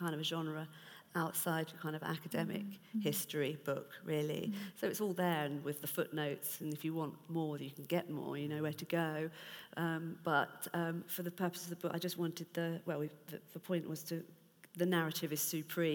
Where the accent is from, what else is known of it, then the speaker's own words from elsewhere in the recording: United Kingdom; being British